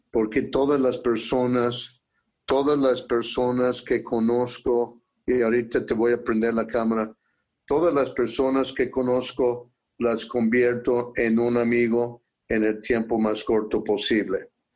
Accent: Durango, Colorado, United States; la pobreza en que yo me crié en Durango, Colorado.

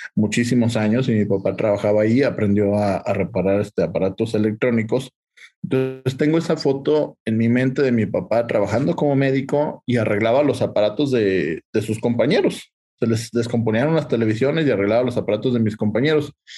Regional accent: Aguascalientes, Mexico; Yo soy originario de Aguascalientes.

